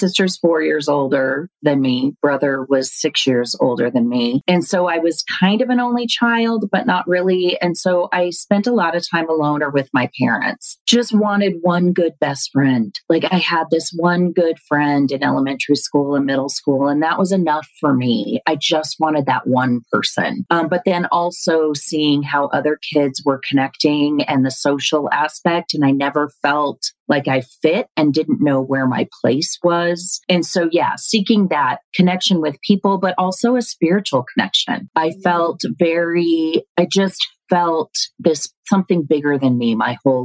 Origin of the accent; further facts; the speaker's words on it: Denver, Colorado, United States; born and raised in Denver, Colorado